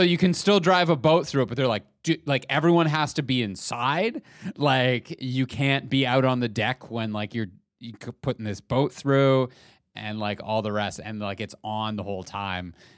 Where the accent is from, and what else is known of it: Canada